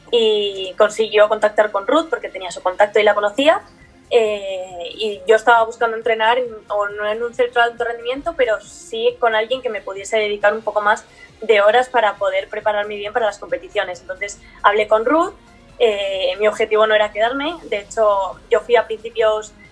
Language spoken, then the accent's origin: Spanish; Asturias, Spain; born there; pero yo realmente nací en España, nací